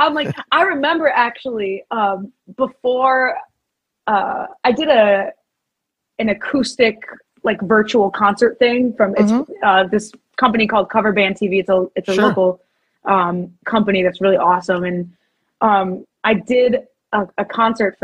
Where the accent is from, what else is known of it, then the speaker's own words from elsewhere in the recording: Northeast, United States; it's my hometown